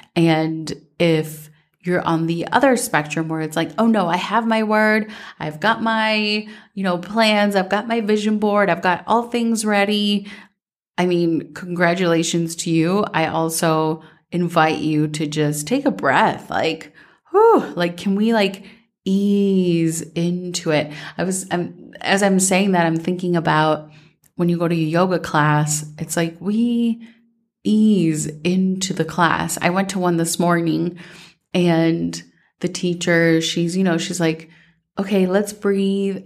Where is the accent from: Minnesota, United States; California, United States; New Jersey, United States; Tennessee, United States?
Minnesota, United States; growing up in Minnesota